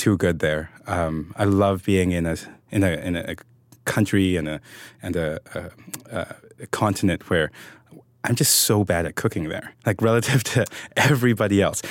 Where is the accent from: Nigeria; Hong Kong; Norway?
Hong Kong; now in United States; I'm from Hong Kong originally.